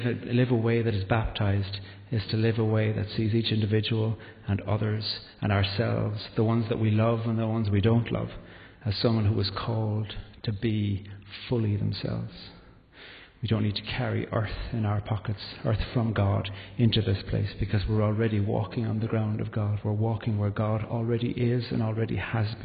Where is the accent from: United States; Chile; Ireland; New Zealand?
Ireland; Carrigaline, Munster; also born or lived in Belfast; our village in Carrigaline, where I grew up in County Cork